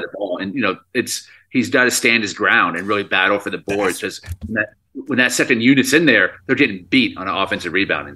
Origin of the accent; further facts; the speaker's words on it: Dallas, Texas, United States; We're both from Dallas, Texas.